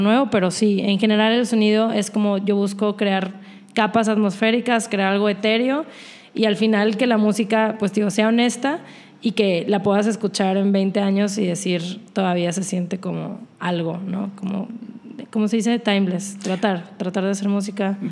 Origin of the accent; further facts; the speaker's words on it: Monterrey, Nuevo León, Mexico; soy de Monterrey.